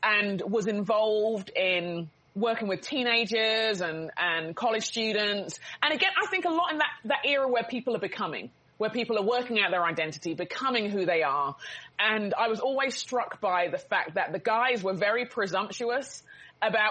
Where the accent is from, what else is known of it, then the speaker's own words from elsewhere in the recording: London, United Kingdom; growing up in England